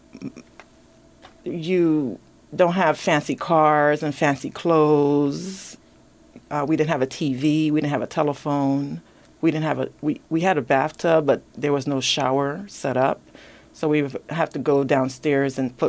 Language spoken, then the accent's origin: English; Belize; also born or lived in Inglewood, California; now in Los Angeles, United States; growing up in Belize.